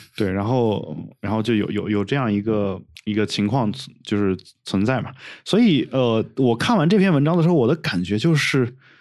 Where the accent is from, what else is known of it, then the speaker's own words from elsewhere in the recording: Northwest China, China; 而且再加上我西北人，你知道，就一般就是这种所谓真性情是吧？